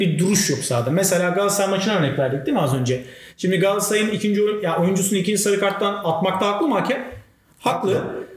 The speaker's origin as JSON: {"language": "Turkish", "region": "Trabzon", "country": "Turkey", "said": "bir Trabzonlu olarak"}